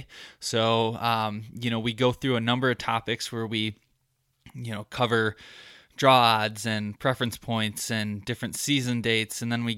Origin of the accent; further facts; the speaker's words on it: Michigan, United States; when I first started hunting here and growing up in Michigan, we just didn't have all the different kind of spectrums that go into hunting different seasons